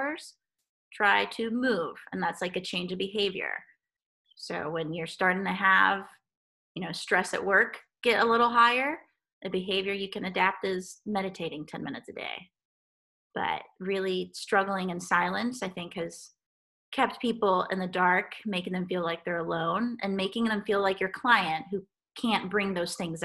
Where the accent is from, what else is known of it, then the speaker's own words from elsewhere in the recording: Guatemala; moved away; I grew up in Guatemala